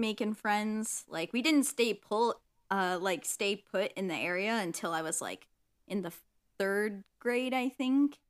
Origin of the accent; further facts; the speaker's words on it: Illinois, United States; moved away; also born or lived in Michigan; I grew up in, uh, Illinois and, you know, had a fun time there, but then, you know, fun parent divorce time